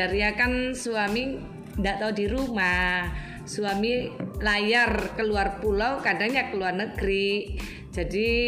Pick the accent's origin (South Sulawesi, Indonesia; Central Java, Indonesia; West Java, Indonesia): South Sulawesi, Indonesia; Makassar; kalau saya kan aslinya orang Makassar